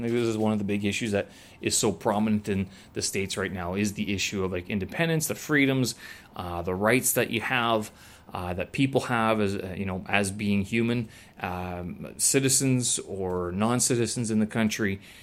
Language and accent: English; Canada; moved away as an adult; I am Canadian, born and raised.